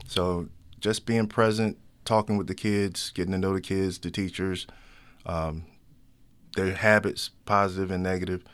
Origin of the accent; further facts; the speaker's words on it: Chesapeake, Virginia, United States; moved away; also born or lived in Baltimore; I'm from Chesapeake, Virginia, which is right beside Norfolk and Virginia Beach